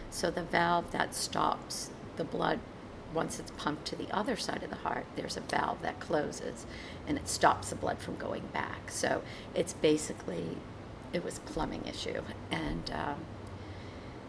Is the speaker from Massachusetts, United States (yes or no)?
yes; Massachusetts, United States; moved away; also born or lived in Maine; I grew up in Massachusetts, and you know, my family was still in Massachusetts